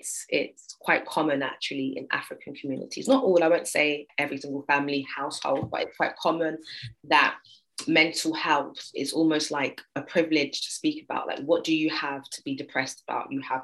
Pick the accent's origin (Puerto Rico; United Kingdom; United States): United Kingdom; England; being British, but from England